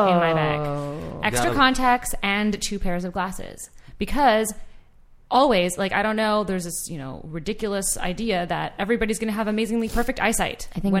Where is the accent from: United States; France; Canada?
Canada; I'm Canadian